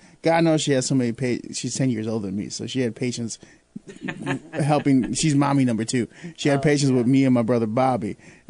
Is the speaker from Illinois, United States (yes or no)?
yes; Chicago, Illinois, United States; moved away as an adult; now in Peoria, United States; I'm coming from Chicago, born and raised